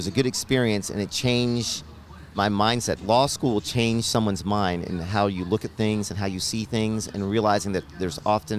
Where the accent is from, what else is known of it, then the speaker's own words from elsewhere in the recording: Nashville, Tennessee, United States; growing up in Nashville, we had crosses burned in our yard when we first moved here in 74 and 75